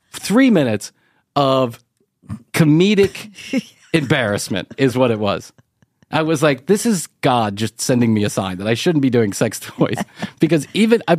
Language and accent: English; Chicago, Illinois, United States; I am an Irish boy from Chicago